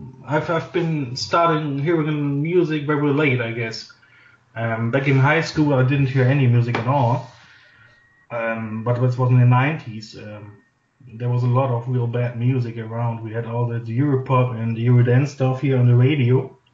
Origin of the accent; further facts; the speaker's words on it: Oberhausen, North Rhine-Westphalia, Germany; English is a second language; I've grown up in the town of Oberhausen. That's in Western Germany.